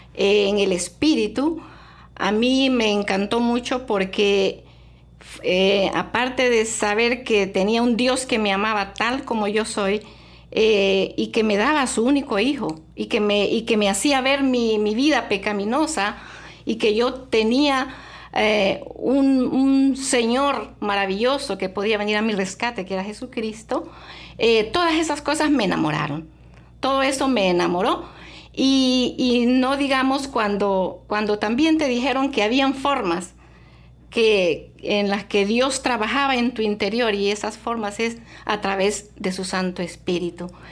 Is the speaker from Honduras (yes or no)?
yes; Honduras; moved away; yo soy ah, hondureña, eh, llegué aquí hace mucho tiempo, hace ya unos 30 años